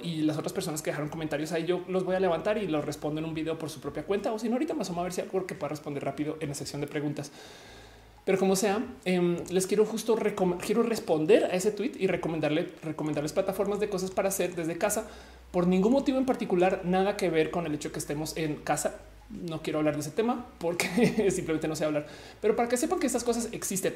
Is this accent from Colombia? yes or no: yes; Bogotá, Colombia; moved away; yo soy rola